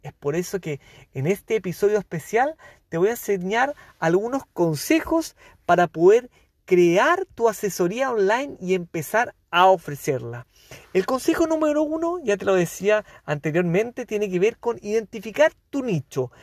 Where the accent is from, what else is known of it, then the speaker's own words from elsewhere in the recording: Chile; periodista de Chile